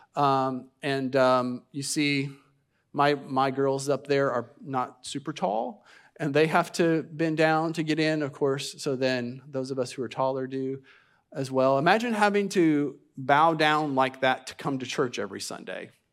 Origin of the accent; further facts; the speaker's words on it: United States; our country